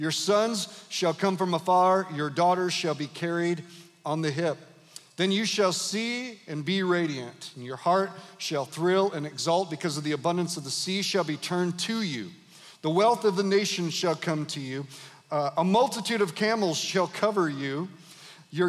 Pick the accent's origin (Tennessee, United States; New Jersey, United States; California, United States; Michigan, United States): Michigan, United States; Grand Rapids; moved away as an adult; also born or lived in Detroit; now in Kalamazoo, United States; I was born in Detroit, raised in Grand Rapids, planted in Kalamazoo